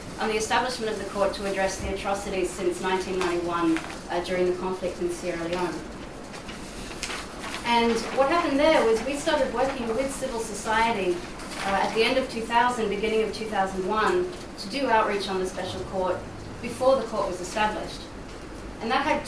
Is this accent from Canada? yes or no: no; Australia; now in Brussels, Belgium; I'm based in Brussels. I'm actually from Australia